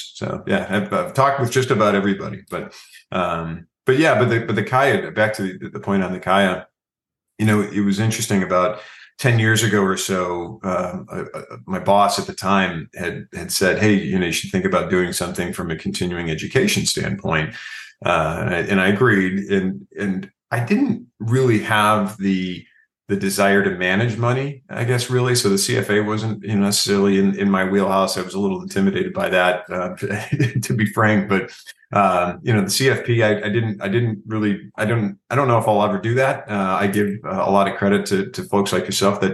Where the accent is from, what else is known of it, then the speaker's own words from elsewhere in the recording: Chicago, Illinois, United States; born and raised in the Midwest here in the Chicago area